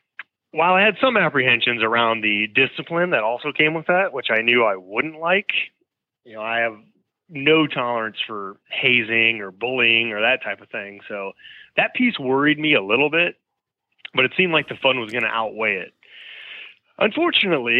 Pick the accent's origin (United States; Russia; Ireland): United States; Houston, Texas; I was born and raised in Houston, Texas